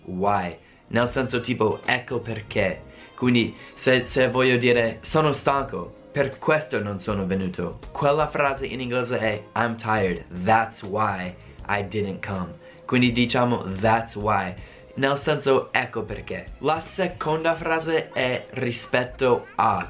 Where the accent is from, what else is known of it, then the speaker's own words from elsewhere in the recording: United States; Italian is a second language; Anche se sono americano parlo l'italiano